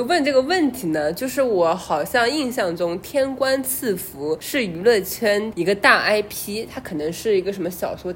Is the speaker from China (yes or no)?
yes; China; 作为我们中国人